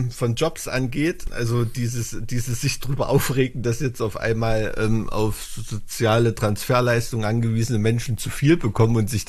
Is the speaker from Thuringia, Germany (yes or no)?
yes; Thuringia, Germany; wo man als Thüringer so oft als Sachse klassifiziert wird